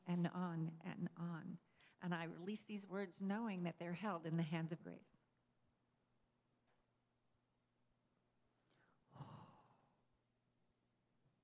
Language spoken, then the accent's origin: English; Texas, United States; I grew up in Texas